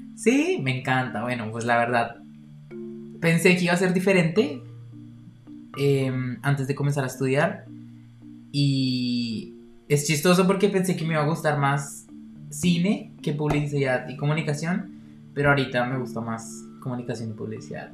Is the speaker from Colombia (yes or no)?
yes; Bogotá, Colombia; moved away as an adult; also born or lived in Cologne, Germany; now in Berlin, Germany; tengo 23 años, nací en Bogotá, Colombia